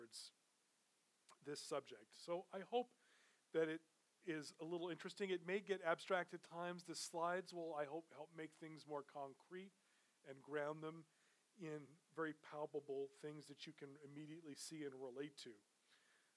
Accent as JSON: {"language": "English", "town": "New York City", "region": "New York", "country": "United States", "tie": "born or raised there", "said": "I grew up in New York City"}